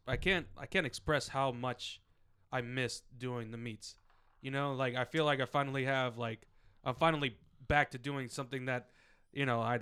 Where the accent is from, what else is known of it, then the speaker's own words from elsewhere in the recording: Alexandria, Virginia, United States; So the free one is gonna be in my hometown of Alexandria, Virginia.